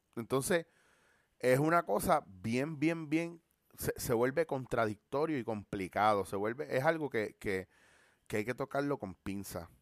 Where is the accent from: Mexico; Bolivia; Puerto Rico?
Puerto Rico; como puertorriqueños